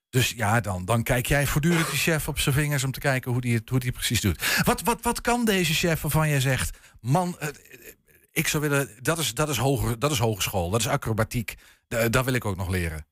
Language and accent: Dutch; Netherlands; we zijn Nederlanders